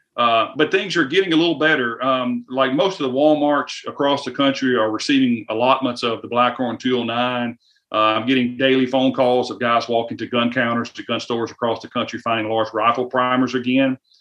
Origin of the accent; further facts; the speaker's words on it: the South, United States; you can tell by the slang in my voice. I am from the South